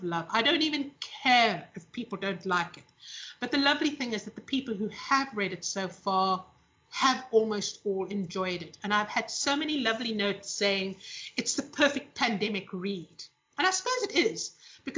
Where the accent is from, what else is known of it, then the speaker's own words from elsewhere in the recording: South Africa; the last generation in South Africa that literally had to choose between marriage and career